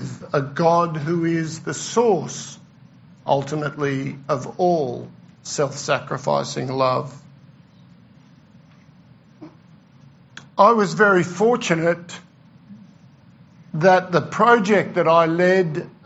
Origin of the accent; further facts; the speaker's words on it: Australia; being an Australian and travelling